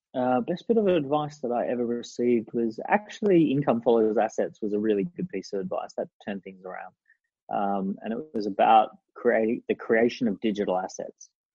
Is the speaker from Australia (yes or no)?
yes; Sunshine Coast, Queensland, Australia; I grew up on the Sunshine Coast